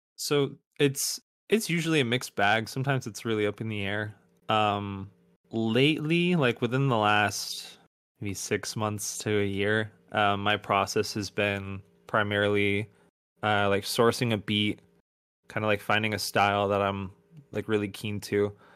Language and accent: English; outside of Buffalo, upstate New York, United States; I grew up in upstate New York, like, outside of Buffalo